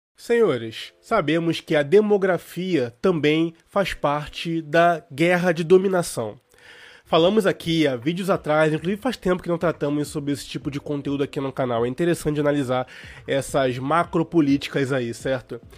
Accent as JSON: {"language": "Portuguese", "country": "Brazil", "said": "como brasileiros"}